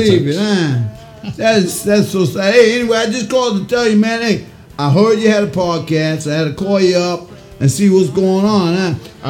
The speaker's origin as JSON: {"language": "English", "region": "Indiana", "country": "United States", "tie": "born or raised there", "said": "I grew up here in Indiana eating White Castle, especially like 3 a.m."}